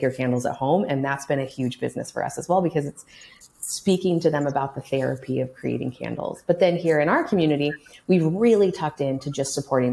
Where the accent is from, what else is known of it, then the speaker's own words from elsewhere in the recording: Kansas City, United States; also born or lived in Chicago, Illinois; now in Lincoln, United States; I grew up in Kansas City